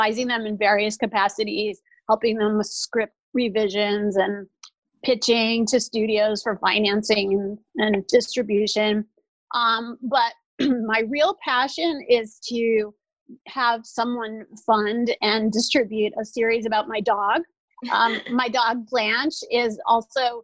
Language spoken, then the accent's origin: English; New Orleans, Louisiana, United States; born or raised there